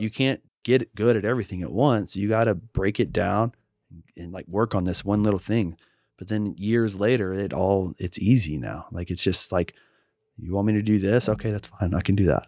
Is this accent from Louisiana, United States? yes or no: yes; Shreveport, Louisiana, United States; my hometown of Shreveport